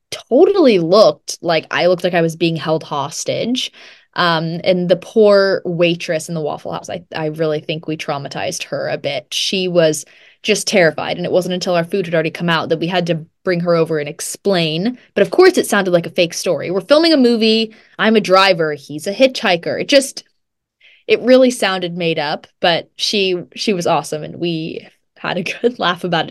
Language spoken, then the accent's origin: English; Georgia, United States; moved away; I was originally born in Georgia